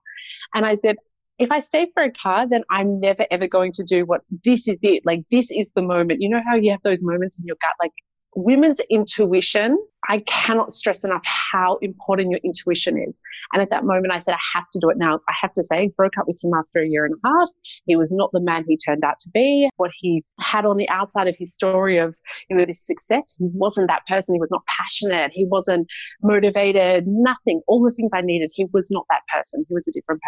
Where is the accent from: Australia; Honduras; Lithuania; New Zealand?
Australia; born or raised there; moved away as an adult; also born or lived in Poland